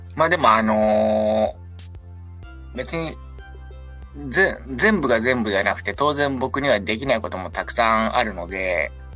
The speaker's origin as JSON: {"language": "Japanese", "region": "Okayama", "country": "Japan", "tie": "born or raised there", "said": "岡山生まれ、岡山育ちの、あの、田舎のペーペー"}